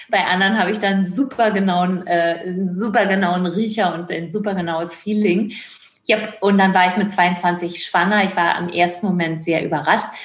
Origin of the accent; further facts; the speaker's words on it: Caucasus, Russia; now in Germany; also Russland und äh, Kaukasien, da wo ich herkomme, ist wirklich sehr verschieden von Deutschland.